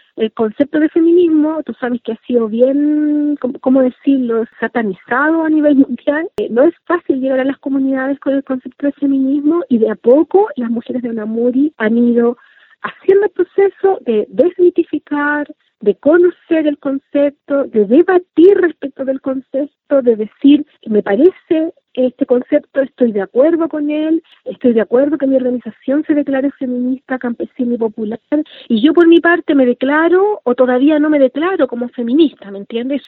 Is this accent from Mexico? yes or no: no; Santiago, Santiago Metropolitan Region, Chile; como niña mapuche nací acá en Santiago, crecí en Santiago